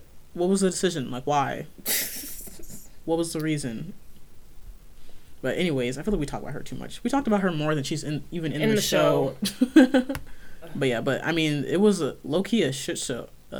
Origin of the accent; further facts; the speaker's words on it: United States; Maybe that's just because we're American.